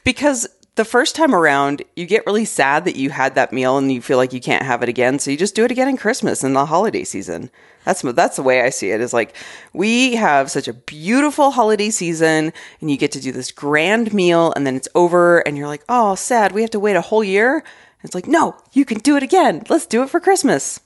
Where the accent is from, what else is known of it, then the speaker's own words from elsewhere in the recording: Arizona, United States; moved away; I grew up in Arizona